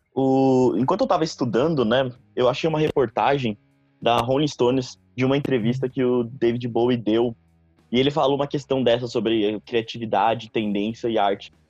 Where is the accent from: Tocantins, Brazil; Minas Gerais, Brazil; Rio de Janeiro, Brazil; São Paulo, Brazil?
São Paulo, Brazil; eu sou de São Paulo